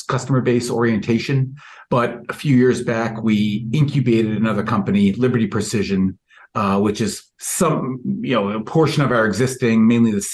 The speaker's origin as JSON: {"language": "English", "region": "New York", "country": "United States", "said": "I was from New York"}